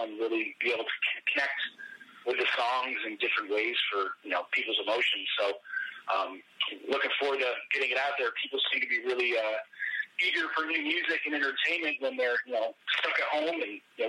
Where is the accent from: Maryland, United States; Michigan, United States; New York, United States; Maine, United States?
Maine, United States; we were both born and raised in Maine